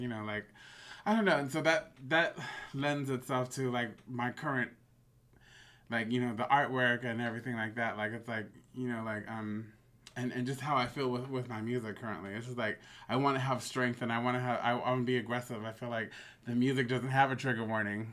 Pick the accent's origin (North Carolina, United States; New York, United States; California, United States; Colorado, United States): California, United States; Bay Area; growing up in the Bay Area